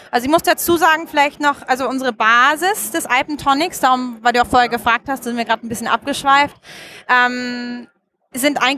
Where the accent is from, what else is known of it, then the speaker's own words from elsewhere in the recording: Munich, Bavaria, Germany; now in Austria; Ich komme ursprünglich aus München. Mhm. Also ich bin tatsächlich auch eine Deutsche, aber lebe schon seit über zehn Jahren nicht mehr in Deutschland.